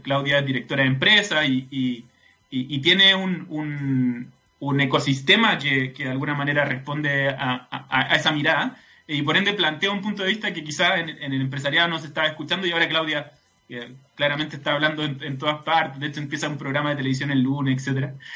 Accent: Santiago, Santiago Metropolitan Region, Chile; como santiaguinos

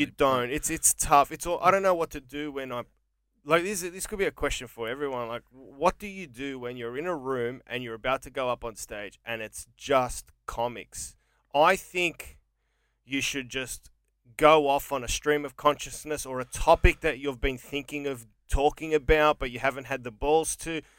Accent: Australia; also born or lived in England; Australia is my father, Greece is my mother

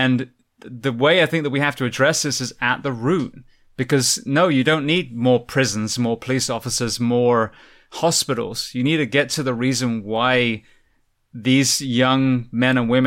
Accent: England, United Kingdom; I'm from England myself

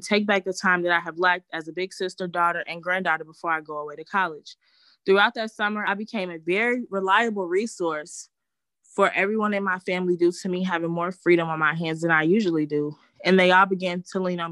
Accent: Chicago, Illinois, United States; I was born in March 1999 in Chicago, Illinois

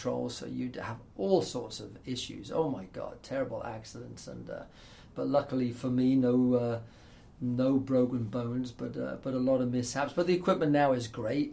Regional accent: East Coast of England, East of England, United Kingdom; also born or lived in Toronto; now in United States; when I was a kid in England, I grew up on the East Coast

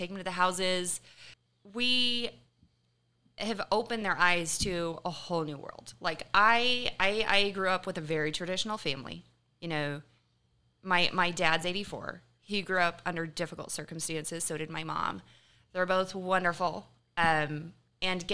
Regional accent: Kansas City, United States; I'm originally from Kansas City

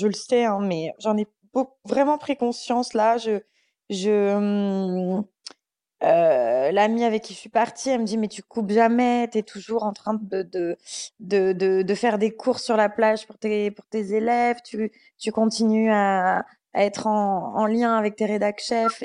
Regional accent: Bordeaux, Nouvelle-Aquitaine, France; moved away as an adult; now in Paris, France; je suis montée à Paris, j'étais de Bordeaux.

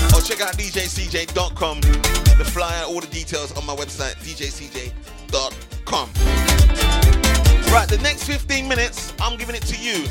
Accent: Trinidad & Tobago; my missus comes from Grenada and I come from Trinidad

